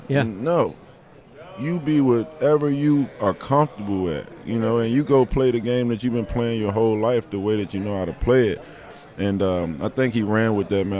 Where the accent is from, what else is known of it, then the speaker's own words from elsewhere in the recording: Maryland, United States; I grew up in Maryland